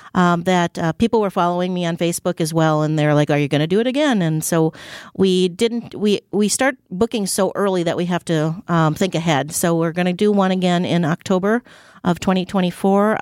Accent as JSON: {"language": "English", "region": "Wisconsin", "country": "United States", "said": "We're from Wisconsin."}